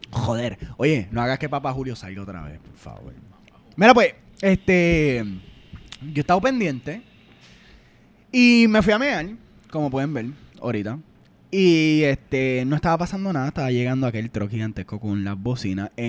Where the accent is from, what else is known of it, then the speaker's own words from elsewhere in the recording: Puerto Rico; nosotros los puertorriqueños jugamos mucho Call of Duty.